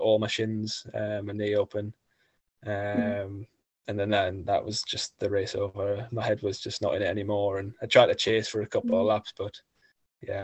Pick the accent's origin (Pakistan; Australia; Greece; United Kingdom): United Kingdom; Gateshead, North East England; there was a stage finishing in my hometown